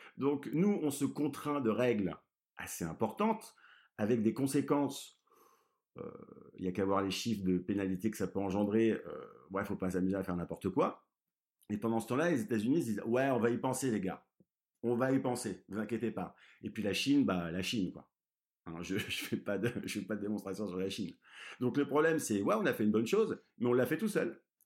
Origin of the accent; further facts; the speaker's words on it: Brittany, France; je suis breton